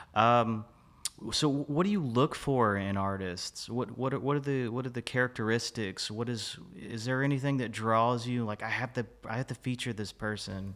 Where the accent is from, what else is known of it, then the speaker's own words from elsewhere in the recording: Fort Worth, Texas, United States; moved away as an adult; now in Dallas, United States; I'm a native of Fort Worth. I lived here most of my life, uh, transitioned to Dallas